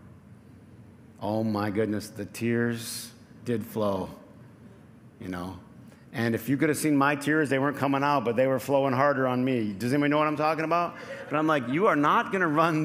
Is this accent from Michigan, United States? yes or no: yes; Flint, Michigan, United States; I grew up in Flint